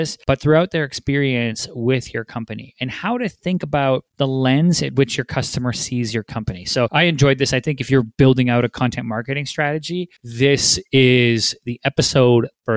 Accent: British Columbia, Canada; my hometown, British Columbia, actually Richmond, British Columbia. I'm from a suburb over

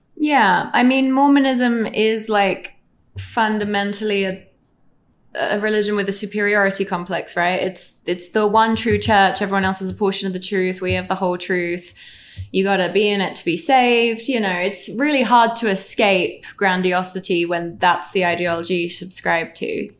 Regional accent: England, United Kingdom; It just was more, definitely more gender fluid growing up in England.

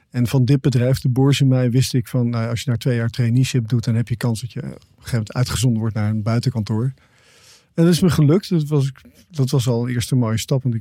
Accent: Netherlands; also born or lived in Canada; toen besloten mijn ouders terug te gaan naar Nederland.

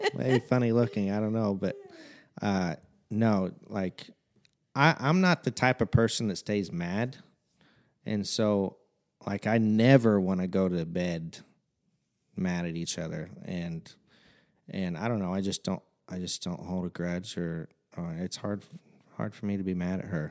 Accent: Fairfield, Illinois, United States; I've been born and raised in Fairfield, Illinois, the big metropolis of Fairfield, uh, my entire life.

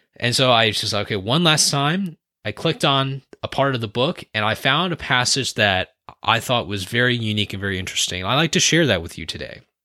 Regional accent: San Francisco Bay Area, California, United States; born and raised in the San Francisco Bay Area

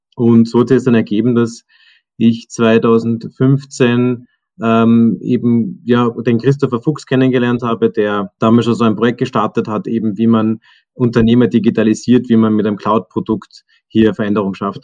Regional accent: Zell am See, Salzburg, Austria; moved away as an adult; now in Vienna, Austria; ich bin ursprünglich aus dem Salzburger Land, bin in Zell am See aufgewachsen, dann zum Studieren nach Wien gekommen

